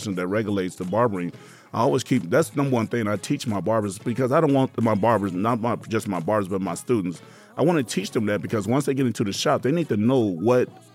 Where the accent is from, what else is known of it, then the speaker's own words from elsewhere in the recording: Las Vegas, Nevada, United States; I'm a native of Las Vegas, and I grew up in West Las Vegas.